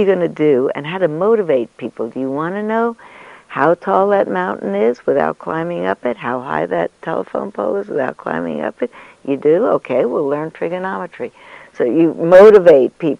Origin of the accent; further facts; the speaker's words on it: New York City, New York, United States; when I grew up in New York, I come from a long line of New York City school teachers